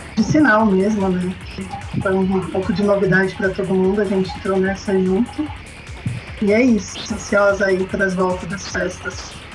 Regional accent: São Paulo, Brazil; eu sou de São Paulo.

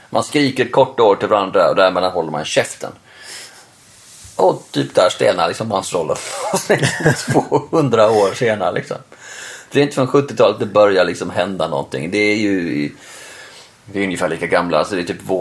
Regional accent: Norway; Jag fattar det för att vi är norrmän

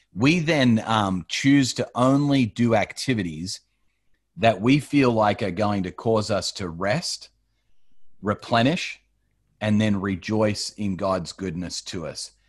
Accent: Australia; moved away as an adult; also born or lived in United States / Colorado, United States; I grew up in Australia, um, but my parents are from the States.

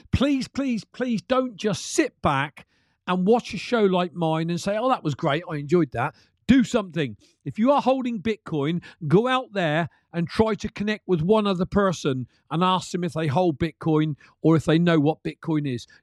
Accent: United Kingdom; I'm from the U K

